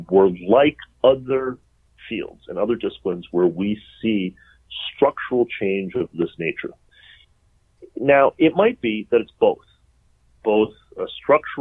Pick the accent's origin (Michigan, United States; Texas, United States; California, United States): Michigan, United States; Detroit; moved away; I'm from Detroit, the Motor City, a magnificent wreck